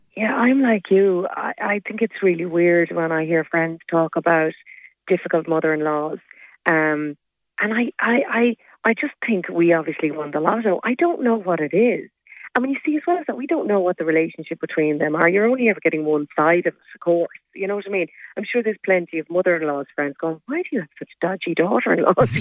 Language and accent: English; Kenmare, Munster, Ireland; moved away as an adult; I'm from Kenmare. You know, I grew up in Kenmare, and uh, I left when I was 18 to go to college